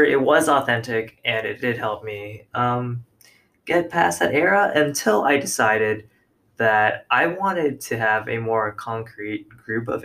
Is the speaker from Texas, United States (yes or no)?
no; Orlando, Florida, United States; I was also from Orlando